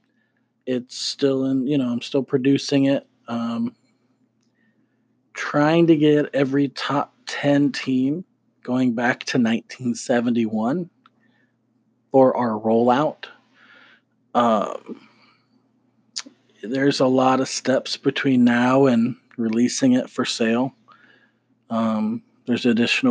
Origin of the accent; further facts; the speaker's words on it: Gainesville, Florida, United States; growing up in Gainesville, Florida